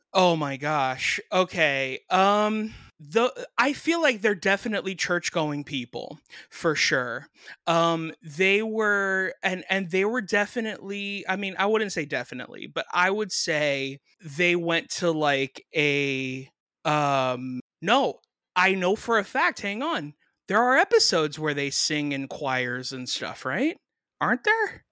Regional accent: Miami, Florida, United States; I grew up in Miami

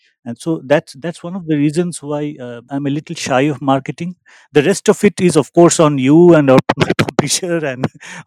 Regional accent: India

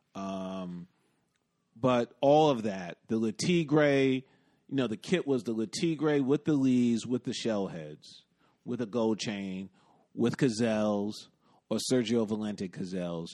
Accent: New York City, New York, United States; also born or lived in Bronx / Brooklyn; I grew up in the West Village, though I d, also did a stint in the Bronx, and now I live in Brooklyn

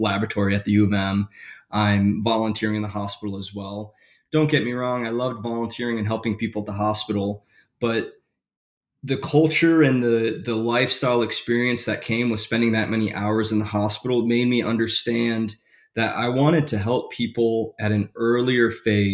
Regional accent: Michigan, United States; I was born and raised in Michigan.

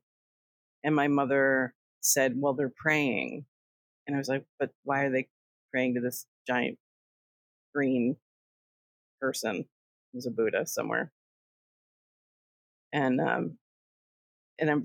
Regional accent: Connecticut, United States; I grew up in Connecticut

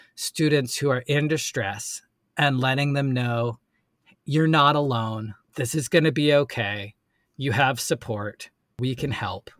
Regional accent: Asheville, North Carolina, United States; also born or lived in New York City; from Asheville, North Carolina, and, uh, moved back to my hometown

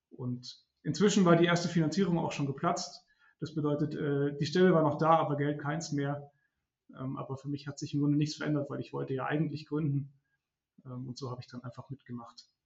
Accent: Munich, Bavaria, Germany; also born or lived in Regensburg; Ich komme aus München ursprünglich, bin dann aber kurz nach Siena, um ein halbes Jahr Italienisch zu lernen.

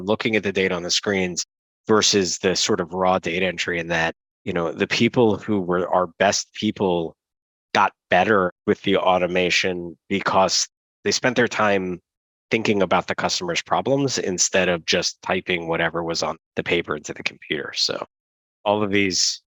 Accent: United States; as an American

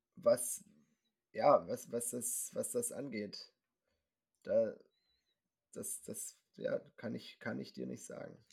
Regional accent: Winterbach, Baden-Württemberg, Germany; hier in meinem Heimatort Winterbach

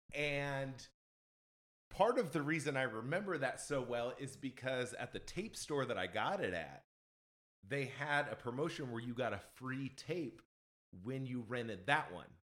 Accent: Indiana, United States; now in Nashville, United States; I'm originally from Indiana, and there's not really a big scene up there

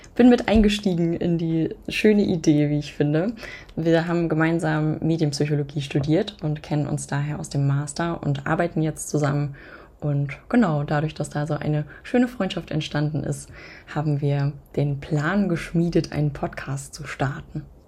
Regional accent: near Hanover, Lower Saxony, Germany; moved away as an adult; now in Berlin, Germany; Ich komme eigentlich aus der Nähe von Hannover

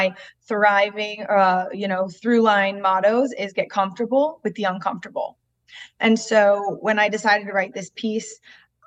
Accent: New Jersey, United States; moved away as an adult; also born or lived in the South; now in Philadelphia, United States; I grew up in South Jersey

